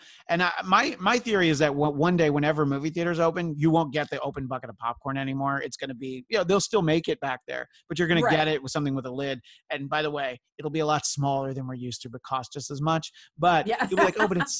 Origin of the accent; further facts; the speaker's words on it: Northeast, United States; Growing up in the Northeast, it's like I knew that I was a good driver when it was snowing